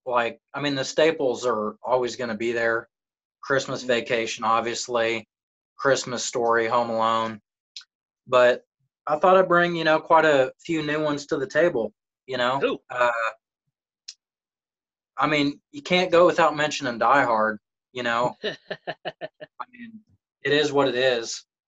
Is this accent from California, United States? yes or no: no; Chattanooga, Tennessee, United States; born there; also born or lived in Missouri / Florida; Well, hey, Chattanooga. I was born in Chattanooga. But right. I've lived all over. I've lived in Missouri, Florida.